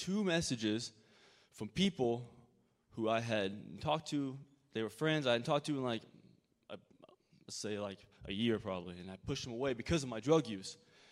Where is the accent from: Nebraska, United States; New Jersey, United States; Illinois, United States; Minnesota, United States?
Illinois, United States; Decatur; I'm from Decatur, Illinois, and my childhood was very gracious